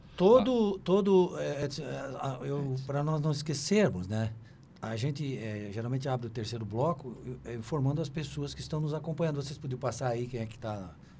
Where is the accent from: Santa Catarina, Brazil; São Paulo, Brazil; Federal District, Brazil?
Santa Catarina, Brazil; eu sou daqui